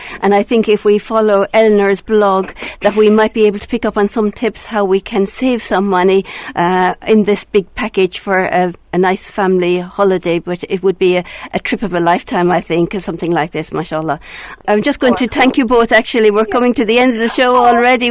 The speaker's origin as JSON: {"language": "English", "country": "Ireland", "said": "Being an Irish person myself"}